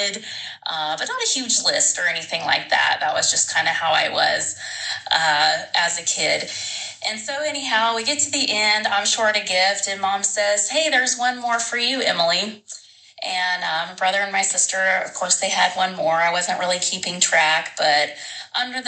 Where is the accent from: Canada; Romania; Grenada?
Canada; Newfoundland and Labrador; now in Red Deer, Canada; I am from Red Deer, Alberta, Canada. However, I was born and raised in Newfoundland, Canada